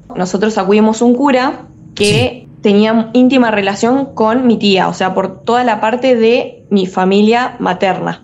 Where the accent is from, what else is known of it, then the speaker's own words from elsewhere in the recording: Entre Ríos, Argentina; moved away as an adult; now in Rosario, Argentina; soy de Entre Ríos, vivo ahí, digamos, eh, pero por, digamos, cuestiones de estudio, estoy viviendo ahora en Rosario